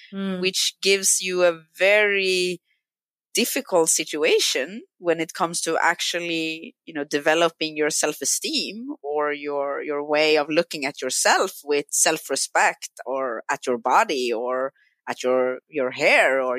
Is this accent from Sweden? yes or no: yes; Stockholm, Stockholm County, Sweden; English is a second language; also born or lived in Brazil; I grew up in Stockholm.